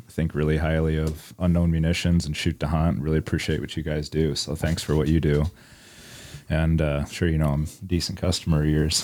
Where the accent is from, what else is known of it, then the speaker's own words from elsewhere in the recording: Iowa City, Iowa, United States; I'm born and raised in Iowa City, Iowa. I still live in Iowa City, Iowa.